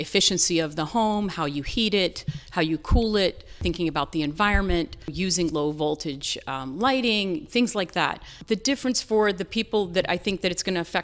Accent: North Carolina, United States; moved away; I grew up in the South in North Carolina

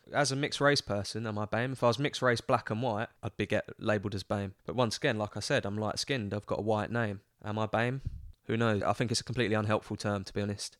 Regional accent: London, United Kingdom; accent: Cockney; also born or lived in Birmingham; growing up in England

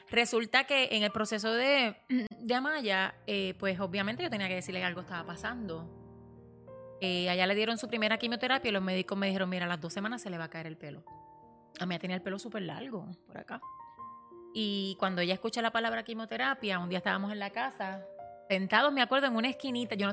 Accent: Puerto Rico; moved away as an adult; now in United States; nosotros nos mudamos de Puerto Rico porque pues mi esposo, eh, ¿verdad? Había quedado sin trabajo.

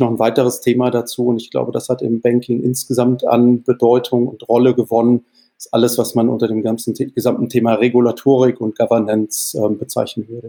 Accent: Mannheim, Baden-Württemberg, Germany; moved away; also born or lived in Wales; in der exakten Mitte zwischen Heidelberg und Mannheim aufgewachsen, Heidelberg zur Schule gegangen

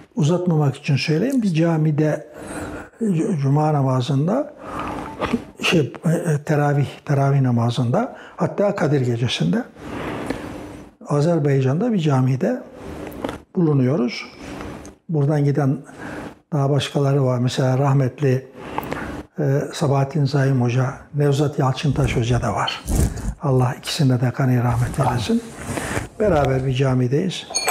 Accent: Çorum, Çorum Province, Turkey; also born or lived in Erzurum (paternal family); now in Bursa, Turkey; ben bin dokuz yüz otuz dört yılında Çorum'da dünyaya geldim.

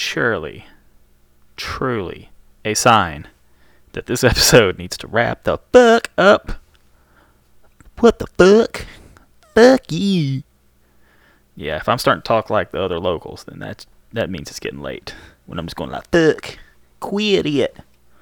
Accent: Birmingham, Alabama, United States; I'm from Birmingham. Birmingham, Alabama. Not Birmingham in England

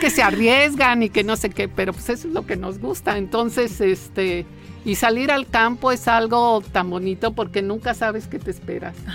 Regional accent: Mexico City, Mexico; En la Ciudad de México.

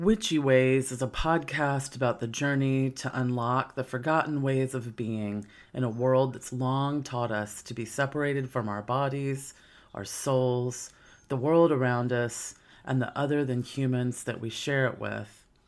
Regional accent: Memphis, Tennessee, United States; moved away; also born or lived in Phoenix, Arizona / Netherlands; I'm from Memphis, Tennessee

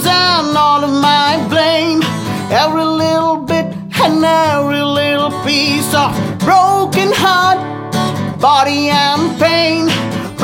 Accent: India; now in Nashville, United States; back in India

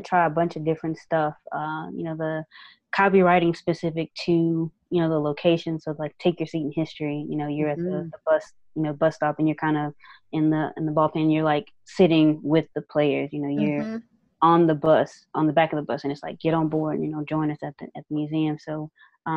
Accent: Winston-Salem, North Carolina, United States; Winston-Salem State. The university, you know, in my hometown

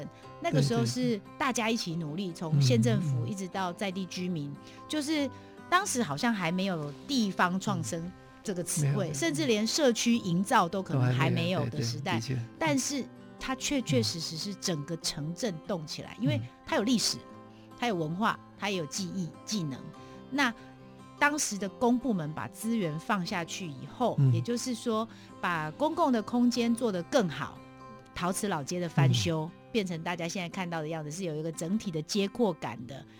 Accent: Yingge, New Taipei, Taiwan; 当时我们莺歌人就是发下豪语啊

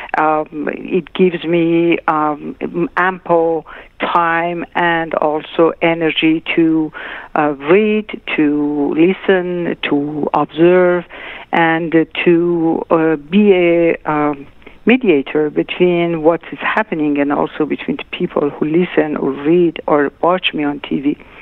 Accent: Tehran, Tehran Province, Iran; moved away; also born or lived in Shiraz; my parents moved to Tehran when I was a year and a half

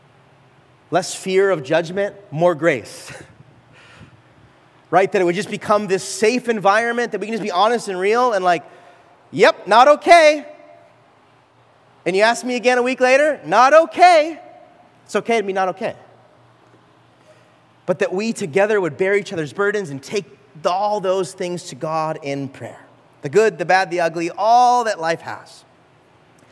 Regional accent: California, United States; moved away; I grew up in California, and when I was in California as a young adult

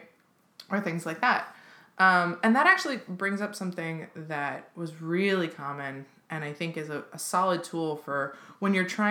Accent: Seattle, Washington, United States; I grew up in Seattle, and in Seattle in the 90s and 2000s

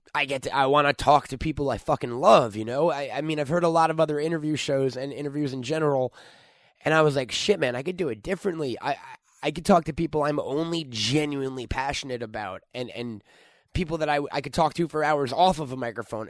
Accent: New York, United States; moved away as an adult; now in Los Angeles, United States; I'm from New York. I moved out here to try to work in the film or entertainment business

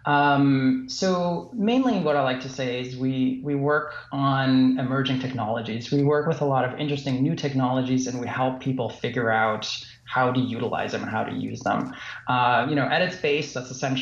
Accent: Germany; also born or lived in Fort Lauderdale / San Francisco / Los Angeles; now in West Liberty, United States; Where I grew up in Germany, it was actually a small place, you know, surrounded by cornfields.

